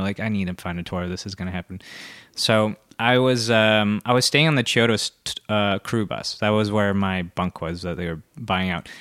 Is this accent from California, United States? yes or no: yes; Santa Barbara, California, United States; moved away as an adult; now in Los Angeles, United States; Santa Barbara originally, but I've actually lived in, uh, Los Angeles, like, for ten and a half years